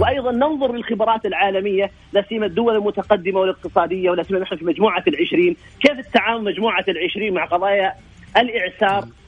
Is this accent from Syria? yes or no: no; Saudi Arabia; عندنا في السعوديه